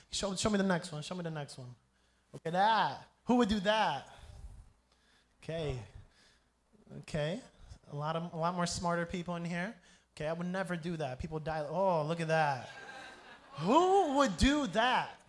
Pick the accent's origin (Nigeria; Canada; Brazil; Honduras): Brazil; also born or lived in Grand Rapids, Michigan, United States; I'm American. So I was born and raised in Michigan, Grand Rapids, Michigan. If you don't know where that is, I don't blame you. It's not that famous. But uh, my parents are missionaries. I grew up here in Brazil